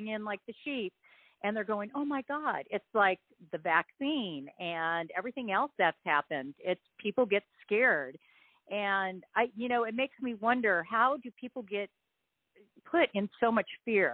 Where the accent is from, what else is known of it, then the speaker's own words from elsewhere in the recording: Huntington Beach, California, United States; moved away; I grew up in Huntington Beach